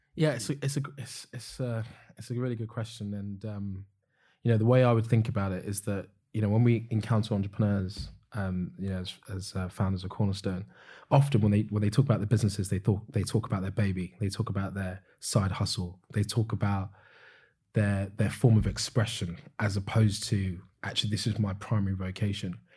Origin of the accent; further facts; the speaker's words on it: United Kingdom; as Europeans, as, as British people